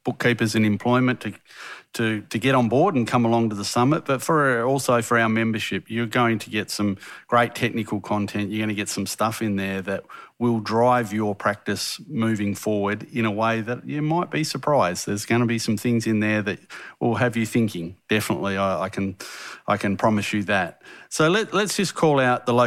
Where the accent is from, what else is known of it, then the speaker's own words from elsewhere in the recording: Western Australia, Australia; I'm from Western Australia, so we don't have hills over here.